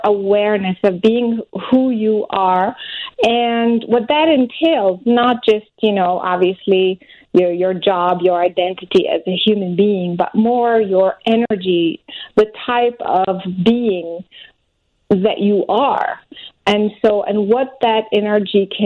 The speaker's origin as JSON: {"language": "English", "country": "France", "moved": "yes", "lives_now": "United States", "said": "I'm originally French, but I'm American now."}